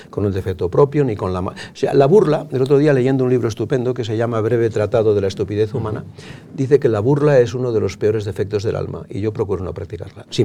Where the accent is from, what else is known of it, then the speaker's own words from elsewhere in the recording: Barcelona, Catalonia, Spain; yo soy de Barcelona, como se sabe, había mucha más libertad en ese momento.